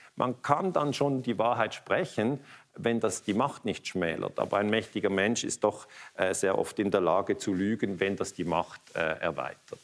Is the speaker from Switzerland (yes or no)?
yes; Basel, Basel-Stadt, Switzerland; ich komme aus Basel